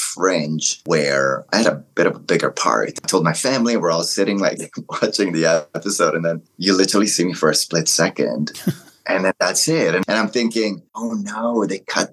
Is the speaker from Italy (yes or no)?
yes; Italy; English is a second language; also born or lived in Morocco; now in North America; I was born in Italy. My background is Italian, Moroccan. And I remember moving to North America